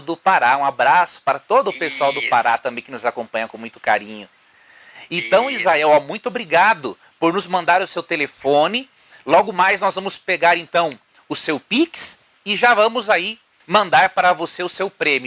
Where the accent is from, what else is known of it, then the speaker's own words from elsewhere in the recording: Paragominas, Pará, Brazil; estou falando aqui de Paragominas, no estado